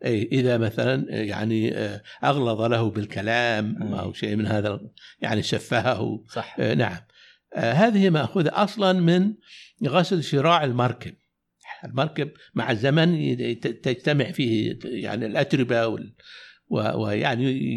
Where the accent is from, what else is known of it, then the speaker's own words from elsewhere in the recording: Najd, Saudi Arabia; عندنا في نجد